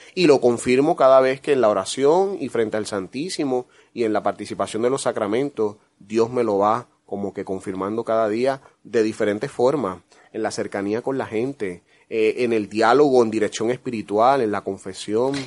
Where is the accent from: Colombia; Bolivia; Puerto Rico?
Puerto Rico; San Lorenzo; contento de estar en mi tierra, en Puerto Rico, en mi pueblo, San Lorenzo